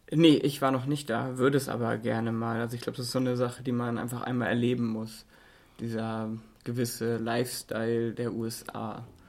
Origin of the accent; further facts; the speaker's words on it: Germany; bei uns in Deutschland